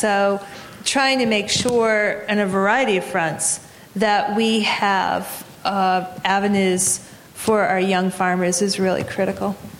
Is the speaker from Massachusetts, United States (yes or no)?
yes; Massachusetts, United States; Massachusetts, my home state